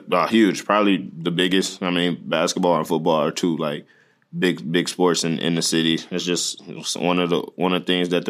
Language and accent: English; Detroit, Michigan, United States; I, like I said, I feel like if you're from there, you understand that's kind of the best city in the world.